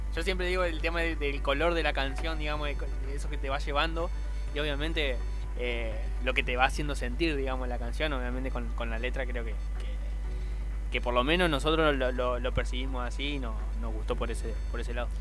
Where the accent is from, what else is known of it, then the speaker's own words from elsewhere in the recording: Argentina; somos argentinos